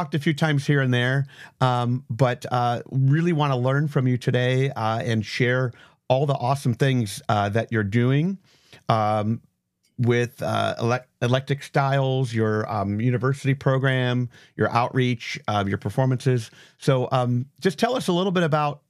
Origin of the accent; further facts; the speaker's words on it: Northeast Ohio, United States; I was the only one in our county that had strings, and I was from Northeast Ohio